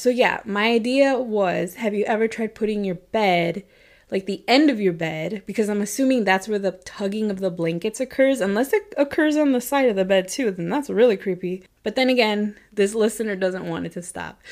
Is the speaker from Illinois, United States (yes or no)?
yes; Chicago, Illinois, United States; growing up around Chicago